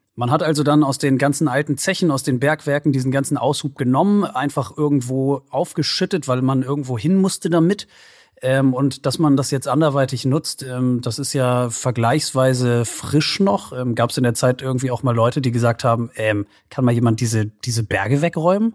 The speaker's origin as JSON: {"language": "German", "region": "Northern Germany", "country": "Germany", "said": "ich als Norddeutscher bin wie die restlichen äh, 75 Millionen äh, Deutschen, die nicht im Ruhrgebiet wohnen"}